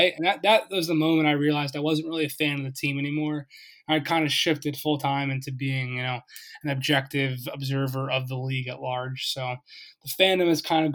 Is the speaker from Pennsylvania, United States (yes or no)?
yes; Philadelphia, Pennsylvania, United States; moved away as an adult; also born or lived in Boston; I was from Philly originally, grew up a Sixers fan